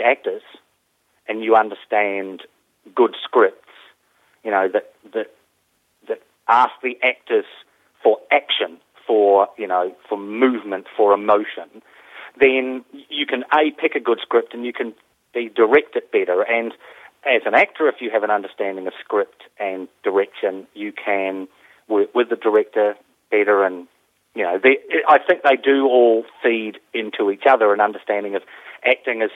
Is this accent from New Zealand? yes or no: yes; New Zealand; And I grew up in New Zealand, and I started as a full-time actor in New Zealand